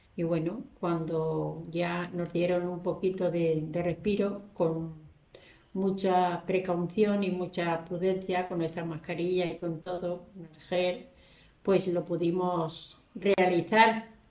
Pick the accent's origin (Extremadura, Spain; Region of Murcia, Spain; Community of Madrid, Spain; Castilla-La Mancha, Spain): Castilla-La Mancha, Spain; Albacete; yo le dije que era de Albacete